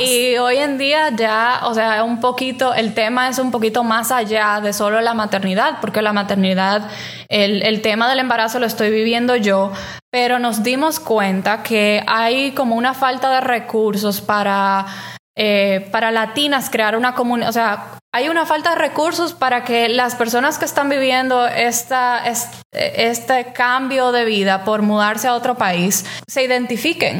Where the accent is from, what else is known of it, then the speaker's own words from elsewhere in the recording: Dominican Republic; moved away as an adult; now in Rochester, United States; de República Dominicana, que es de donde yo soy